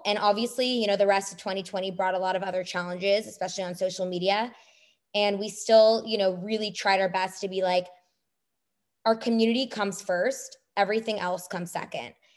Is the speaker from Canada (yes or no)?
yes; Canada; now in United States; I'm a Canadian